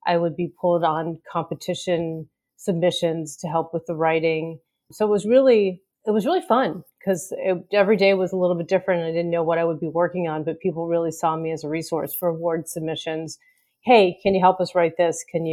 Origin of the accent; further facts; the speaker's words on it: Pittsburgh, Pennsylvania, United States; I grew up in Pittsburgh